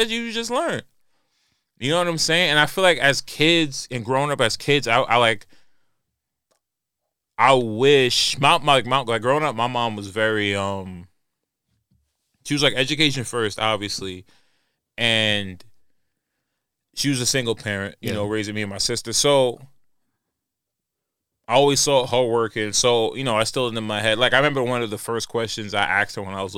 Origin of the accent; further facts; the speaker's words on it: New York, United States; growing up in New York, growing up in the hood back in the day